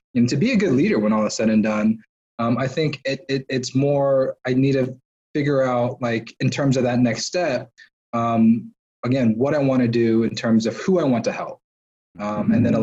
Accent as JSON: {"language": "English", "region": "Georgia", "country": "United States", "tie": "born or raised there", "said": "being born and raised in Georgia and living here for most of my life."}